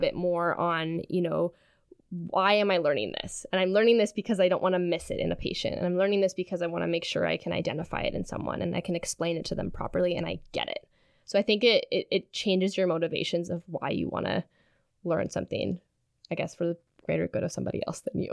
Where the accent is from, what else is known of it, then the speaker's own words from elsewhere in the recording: Sudbury, Ontario, Canada; moved away as an adult; now in Kingston, Canada; I'm originally from Sudbury, Ontario